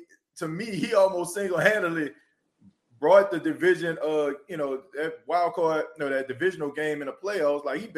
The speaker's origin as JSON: {"language": "English", "town": "New Orleans", "region": "Louisiana", "country": "United States", "tie": "born or raised there", "said": "being a native, born and raised in New Orleans"}